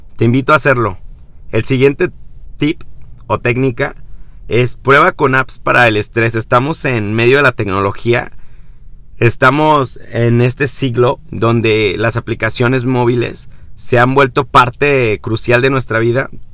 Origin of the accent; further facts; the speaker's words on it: Mexico; en mi país, vivo en México